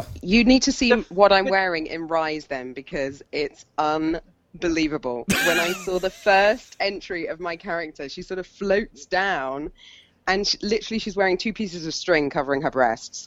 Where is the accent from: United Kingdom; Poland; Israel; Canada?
United Kingdom; Hampshire, South East England; moved away; where I grew up in Hampshire